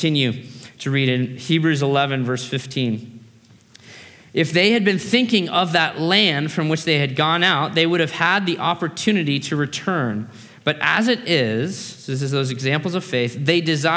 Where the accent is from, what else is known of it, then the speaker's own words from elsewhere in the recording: United States; also born or lived in Australia; I grew up in America, that's why I don't have an Aussie accent. But I was born in Australia.